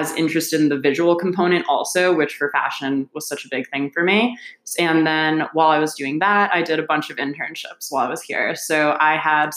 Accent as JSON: {"language": "English", "region": "New Jersey", "country": "United States", "moved": "as an adult", "lives_now": "New York, United States", "said": "I am originally from New Jersey"}